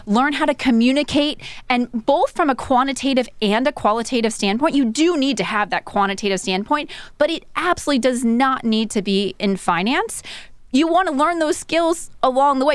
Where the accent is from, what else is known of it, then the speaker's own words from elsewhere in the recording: Southern California, United States; also born or lived in Silicon Valley; I grew up in Southern California